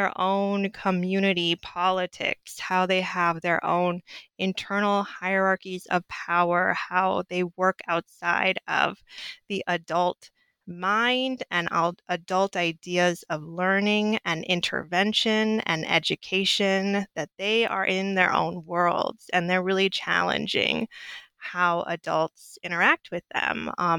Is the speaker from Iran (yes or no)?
no; Southwest, United States; coming from grad school or coming from undergrad from the North, growing up in the Southwest, teaching at an all-Black school, fourth graders.